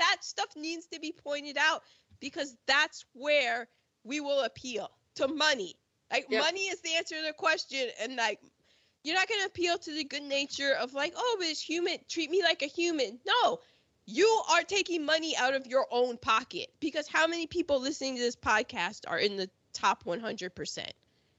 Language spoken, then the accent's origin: English; United Kingdom; We're British. Bullets, the queen repels them.